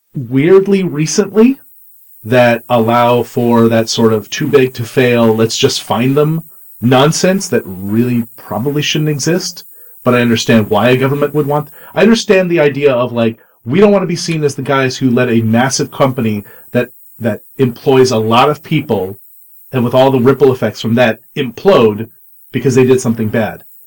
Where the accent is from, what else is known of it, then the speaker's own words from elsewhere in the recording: Canada; I'm a Canadian